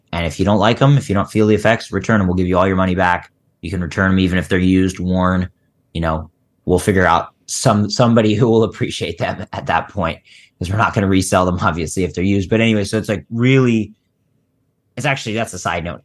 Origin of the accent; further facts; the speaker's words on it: Philadelphia, Pennsylvania, United States; I grew up in Philly